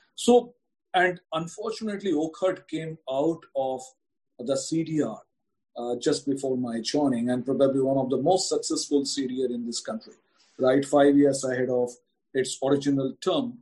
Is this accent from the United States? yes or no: no; India; as an Indian